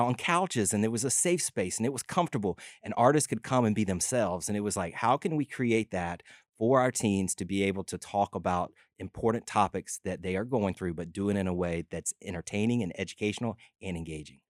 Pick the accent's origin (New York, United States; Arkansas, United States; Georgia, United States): Georgia, United States; LaGrange; I grew up in LaGrange, Georgia, about an hour south of Atlanta